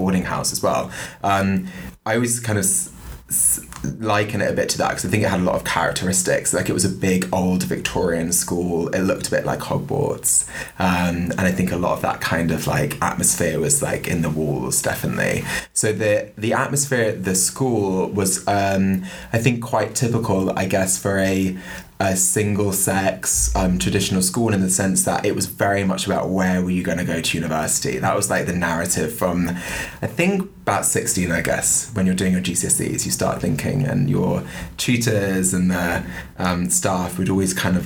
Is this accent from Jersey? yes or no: yes; Jersey; moved away as an adult; also born or lived in Manchester; I grew up in Jersey in the Channel Islands.